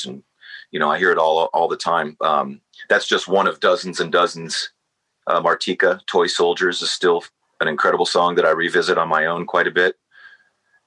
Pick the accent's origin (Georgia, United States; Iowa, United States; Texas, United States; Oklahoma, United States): Georgia, United States; Atlanta; I grew up in Atlanta, Georgia, here in the southeast United States